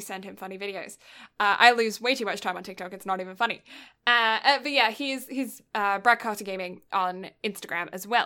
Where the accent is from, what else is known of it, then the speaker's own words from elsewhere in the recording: United Kingdom; I'm British